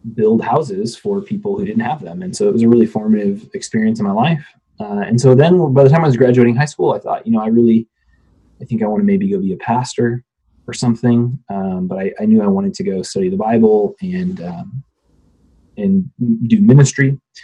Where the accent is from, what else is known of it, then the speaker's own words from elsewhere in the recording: Phoenix, Arizona, United States; moved away; I grew up out west in Phoenix area, suburbs of Phoenix